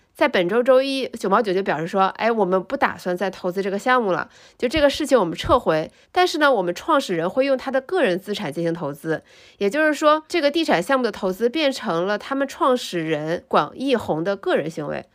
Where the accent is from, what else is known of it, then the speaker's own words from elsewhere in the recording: Guangzhou, Guangdong, China; moved away; 作为一个广州人